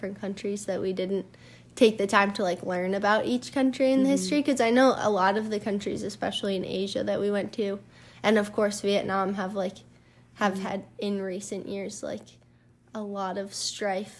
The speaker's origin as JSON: {"language": "English", "country": "United States"}